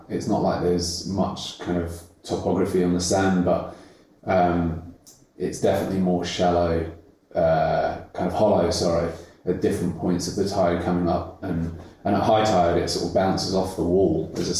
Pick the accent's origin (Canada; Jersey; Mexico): Jersey; moved away; I grew up in an island called Jersey, which is part of the Channel Islands. Off the coast of France, but they are part of the UK. Growing up there, it's a very small island. There's about 90,000 people.